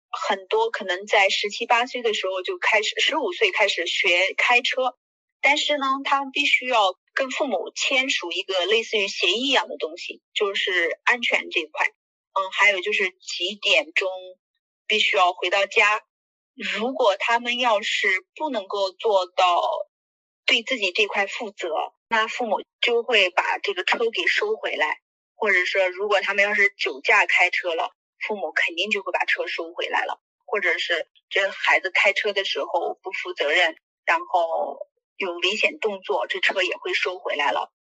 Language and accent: Chinese; China; 我们中国人